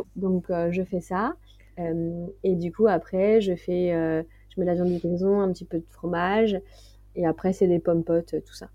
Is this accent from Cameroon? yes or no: no; Martinique, France; moved away; also born or lived in west coast of France; J'ai grandi aussi en Martinique